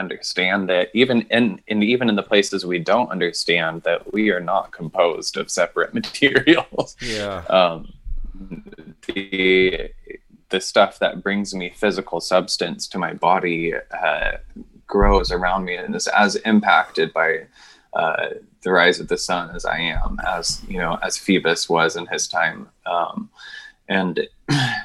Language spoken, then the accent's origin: English; New Jersey, United States; I was born somewhere in New Jersey